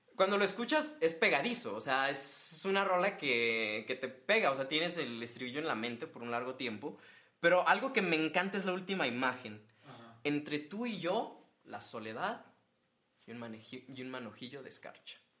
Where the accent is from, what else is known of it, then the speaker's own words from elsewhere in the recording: Monterrey, Nuevo León, Mexico; somos regios